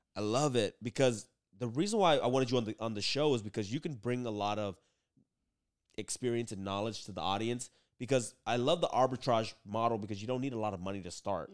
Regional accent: Oakland, California, United States; first language Vietnamese; English is a second language; also born or lived in San Leandro; I grew up in Oakland

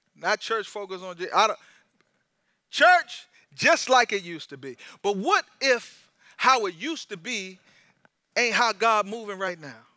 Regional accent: United States; I'm an American and I'm in America

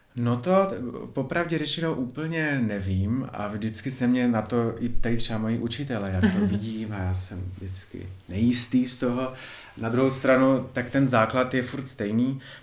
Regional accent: Ostrava, Moravian-Silesian Region, Czechia; pocházím z Ostravy

